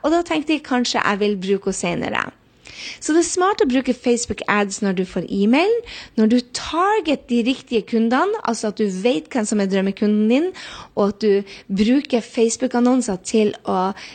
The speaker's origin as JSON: {"language": "Norwegian", "region": "Northern Norway", "country": "Norway", "said": "jeg er nordlending"}